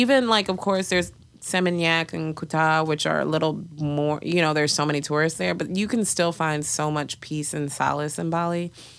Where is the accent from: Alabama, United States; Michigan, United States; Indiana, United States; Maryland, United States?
Michigan, United States; Detroit; and you know, I grew up in Detroit. I'm Ugandan. I grew up in a like Ugandan slash Kenyan community.